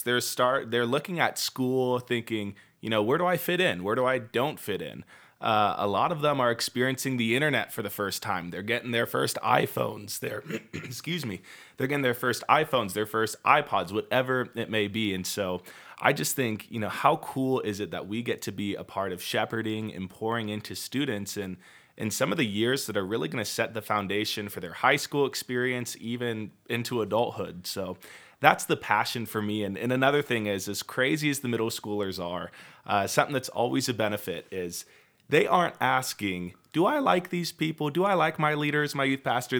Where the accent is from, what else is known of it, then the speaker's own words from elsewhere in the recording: Puyallup, Washington, United States; now in Utah, United States; grew up in the same, in the same city my whole life. It's the city of Puyallup